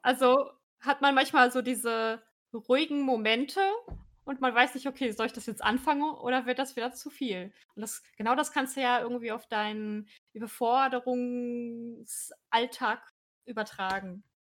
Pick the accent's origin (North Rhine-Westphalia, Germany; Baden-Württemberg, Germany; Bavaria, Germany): North Rhine-Westphalia, Germany; meinem Heimatort